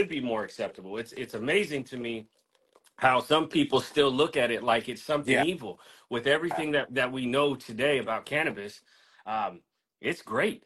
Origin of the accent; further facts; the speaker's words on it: Daly City, California, United States; also born or lived in Antioch, California; I grew up in Daly City, California